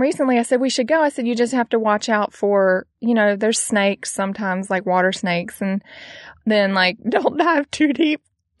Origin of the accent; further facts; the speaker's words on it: the South, United States; now in California, United States; I'm from the South, and we grew up running in the fields and out in the woods